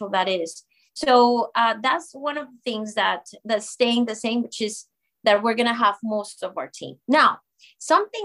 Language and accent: English; Colombia; moved away as an adult; now in United States; my home country of Colombia